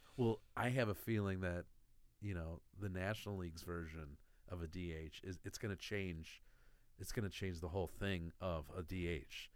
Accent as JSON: {"language": "English", "town": "Bridgeview", "region": "Illinois", "country": "United States", "tie": "born or raised there", "also_born_or_lived": "Tinley Park, Illinois", "said": "I grew up in Bridgeview."}